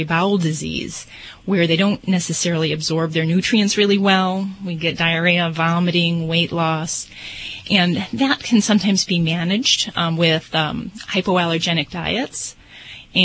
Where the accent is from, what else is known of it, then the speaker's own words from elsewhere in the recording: Las Vegas, Nevada, United States; I'm from Vegas